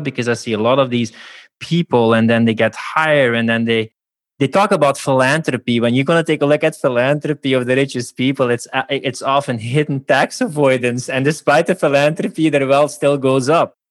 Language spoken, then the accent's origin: English; Belgium; now in Budapest, Hungary; Belgium originally, I'll even Budapest right now